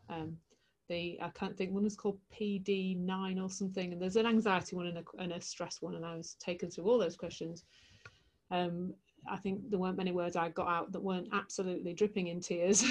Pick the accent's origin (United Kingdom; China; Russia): United Kingdom; Leeds, Yorkshire and the Humber; I'm from Leeds in the heart of West Yorkshire.